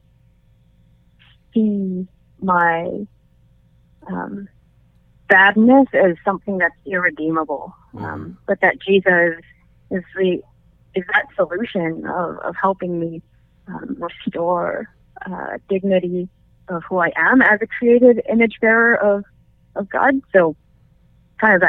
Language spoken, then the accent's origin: English; Canada; I'm Chinese-Canadian. I was born in Canada